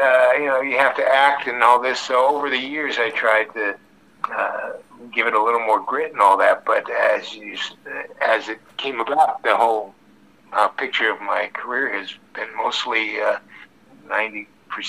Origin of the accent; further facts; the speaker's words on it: Ohio, United States; also born or lived in New York; I was born in New York, but moved to Ohio at a young age